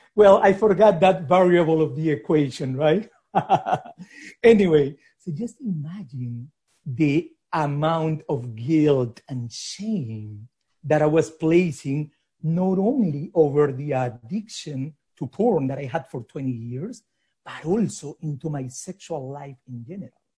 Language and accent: English; Lima, Peru; moved away; I grew up in Lima in a hyper conservative society